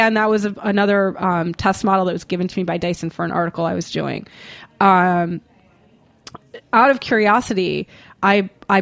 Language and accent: English; Boston, Massachusetts, United States; moved away; Boston, my hometown